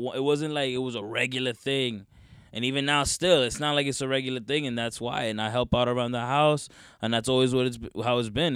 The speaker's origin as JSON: {"language": "English", "region": "North Carolina", "country": "United States", "tie": "born or raised there", "also_born_or_lived": "Teaneck, New Jersey / North Bergen, New Jersey", "moved": "yes", "said": "Then I moved to North Carolina"}